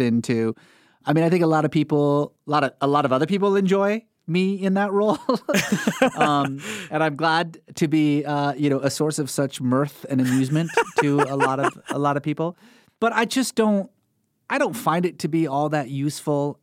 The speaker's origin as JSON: {"language": "English", "country": "Iran", "tie": "born or raised there", "moved": "yes", "said": "growing up in Iran, we were, like most Iranians, culturally religious"}